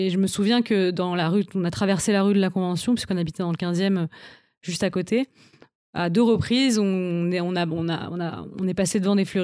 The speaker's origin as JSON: {"language": "French", "town": "Paris", "region": "Île-de-France", "country": "France", "tie": "born or raised there", "said": "suis une Parisienne depuis toujours. J'ai grandi à Paris, j'ai fait toutes mes études à Paris."}